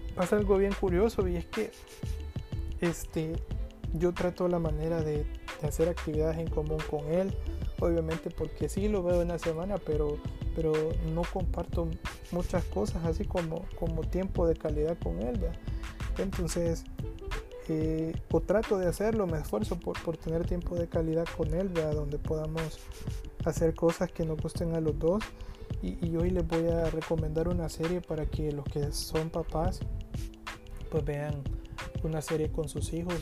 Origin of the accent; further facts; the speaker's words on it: El Salvador; todos somos salvadoreños